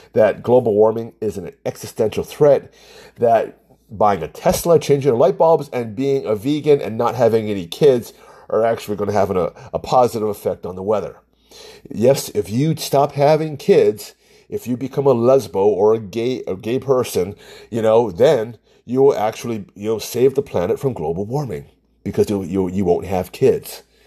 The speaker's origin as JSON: {"language": "English", "country": "United States", "said": "I'm Asian American, I'm Chinese"}